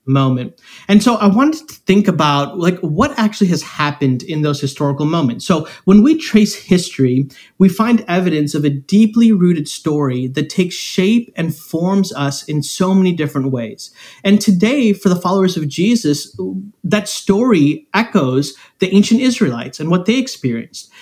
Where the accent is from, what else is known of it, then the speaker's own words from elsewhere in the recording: Chicago, Illinois, United States; I am from Chicago. I'm from right outside of the city of Chicago